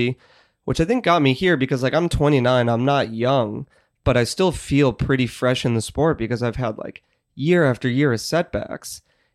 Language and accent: English; Chicago, Illinois, United States; now in Boulder, United States; I am from Chicago